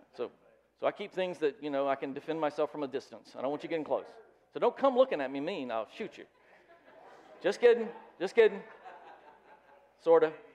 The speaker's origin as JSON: {"language": "English", "region": "the South", "country": "United States", "tie": "born or raised there", "said": "I grew up in the South"}